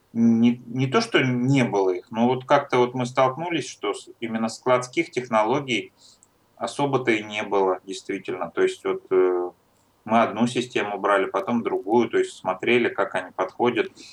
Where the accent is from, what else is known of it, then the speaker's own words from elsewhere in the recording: Troitsk, Moscow, Russia; Я родился в России, в Москве